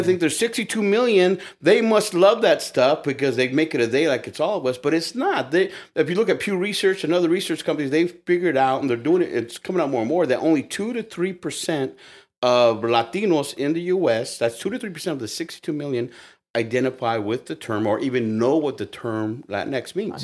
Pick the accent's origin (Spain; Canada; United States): United States; I'm Mexican American, so I'm Chicano